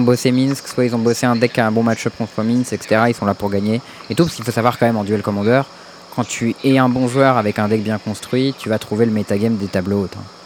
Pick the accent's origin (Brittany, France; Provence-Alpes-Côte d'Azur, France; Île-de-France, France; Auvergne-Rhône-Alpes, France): Île-de-France, France; Paris; je suis parisien